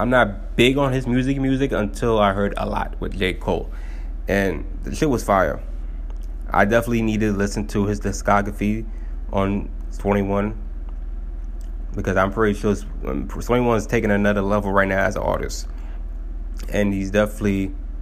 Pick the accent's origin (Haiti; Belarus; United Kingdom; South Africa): Haiti; I'm from Haiti